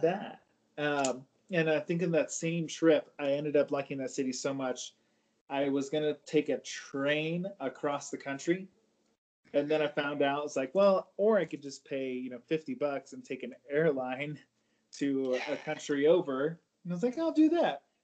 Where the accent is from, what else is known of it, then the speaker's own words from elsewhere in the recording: California, United States; moved away as an adult; now in Denver, United States; I am from California